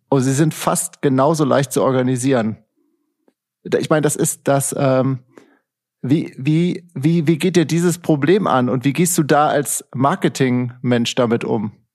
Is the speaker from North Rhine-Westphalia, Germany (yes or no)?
yes; Cologne, North Rhine-Westphalia, Germany; ich komme ja aus Köln